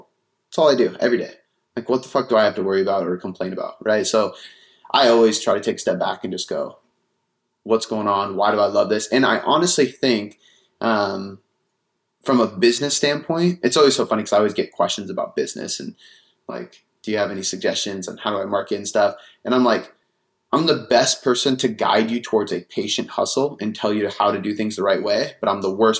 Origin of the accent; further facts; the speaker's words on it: Seattle, Washington, United States; also born or lived in Bonney Lake, Washington; Seattle, Washington.